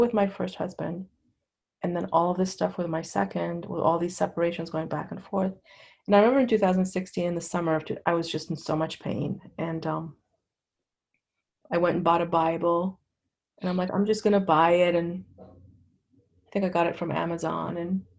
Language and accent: English; Lebanon; now in United States; I grew up in Lebanon.